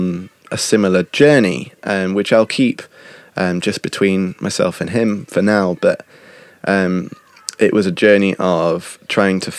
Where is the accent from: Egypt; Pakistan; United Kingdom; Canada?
United Kingdom; accent: British; moved away; my British accent